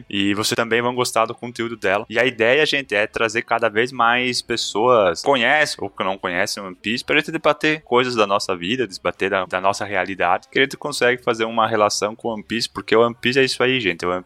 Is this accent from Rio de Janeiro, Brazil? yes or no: no; Ceará, Brazil; tenho 23 anos e sou do interior de Heriutaba.